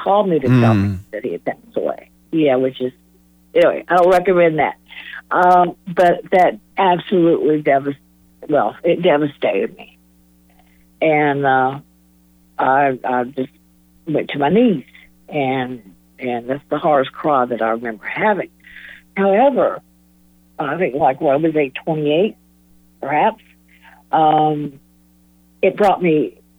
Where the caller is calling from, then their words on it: Raleigh, North Carolina, United States; I'm calling from Raleigh